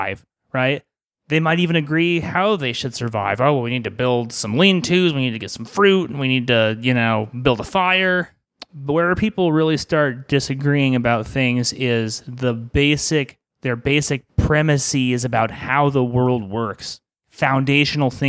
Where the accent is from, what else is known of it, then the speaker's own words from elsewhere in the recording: Arizona, United States; I grew up in Arizona